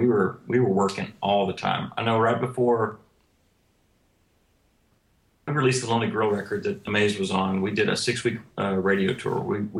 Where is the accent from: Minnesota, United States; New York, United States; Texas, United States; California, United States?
Texas, United States; Fort Worth; moved away as an adult; now in Nashville, United States; Yeah, originally I grew up in Fort Worth, Texas, and lived there until I was about 24, 25, and then migrated up to Nashville, and I've been here the other half of my life.